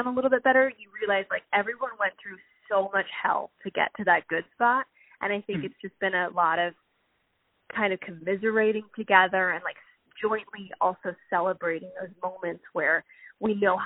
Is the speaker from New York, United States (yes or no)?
no; Pennsylvania, United States; now in Southern California, United States; I'm originally from Pennsylvania, and I moved out here in 2010.